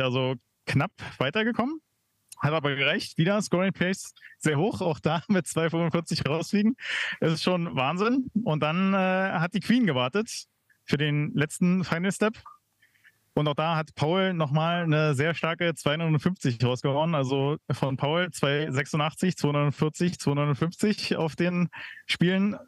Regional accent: Berlin, Germany; ich als Berliner

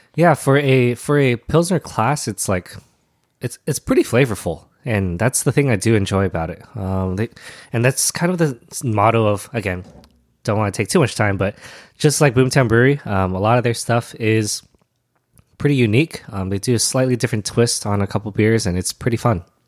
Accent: Alhambra, California, United States; also born or lived in Arcadia, California; I grew up in Alhambra, uh, which is also in the same, uh, vein

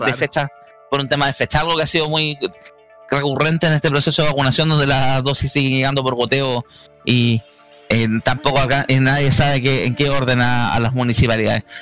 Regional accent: Chile

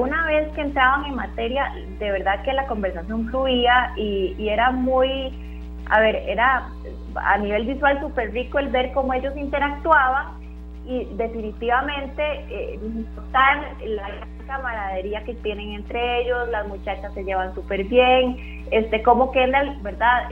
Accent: Costa Rica; todos como costarricenses hemos, hemos notado claramente

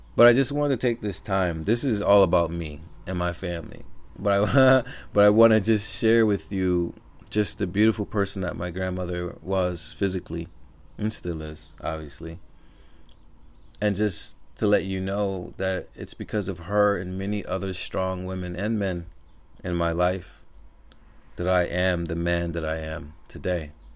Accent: Connecticut, United States; I live in Connecticut, for those who don't know. And, or I grew up in Connecticut

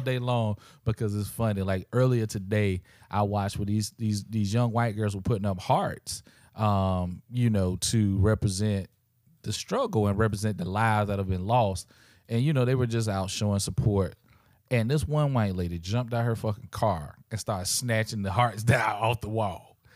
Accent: South Carolina, United States; growing up in South Carolina

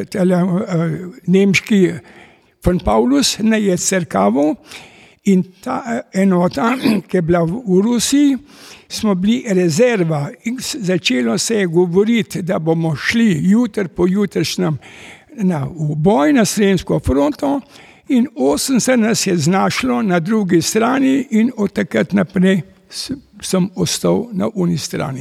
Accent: Kamnik, Slovenia; also born or lived in Gorizia, Italy; se je oče odločil in preselili smo se v Slovenijo in ustavili smo se v Kamniku

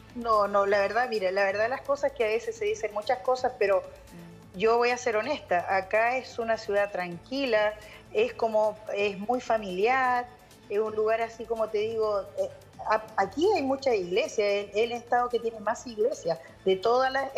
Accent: Chile; now in Kansas, United States; uno como chileno

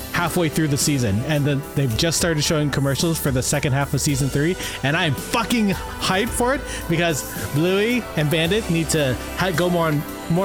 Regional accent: St. Catharines, Ontario, Canada; I grew up in St. Catharines

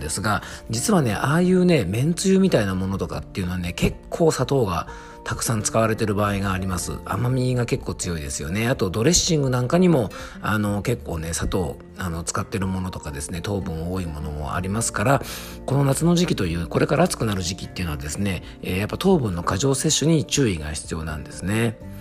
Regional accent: Yamanashi, Japan; 僕の地元山梨もですね、フルーツ王国

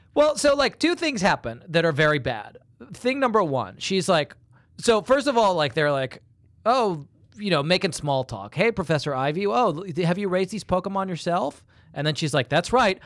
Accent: England, United Kingdom; moved away; when I was a, a very young boy, um, growing up in England

